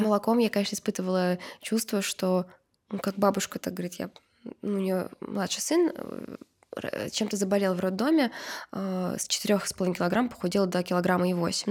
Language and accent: Russian; Uzbekistan; moved away; я же росла в Узбекистане